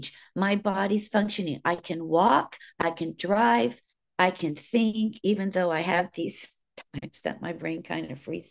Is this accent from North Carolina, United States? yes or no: no; California, United States; accent: Southern; also born or lived in Virginia; I can remember back to 8 years old. That's when we moved from Virginia, where we were surrounded by family, to California, where we were just alone.